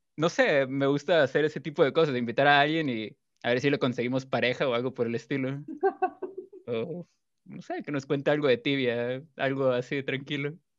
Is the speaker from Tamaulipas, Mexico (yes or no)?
no; Culiacán, Sinaloa, Mexico; now in Guadalajara, Mexico; soy de Culiacán, Sinaloa, México. Ahorita vivo en Guadalajara